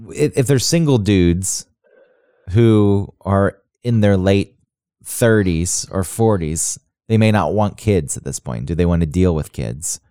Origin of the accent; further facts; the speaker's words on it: Kennesaw, Georgia, United States; moved away; also born or lived in Acworth; people I went to high school with who've just stayed where we grew up in Kennesaw and Ackworth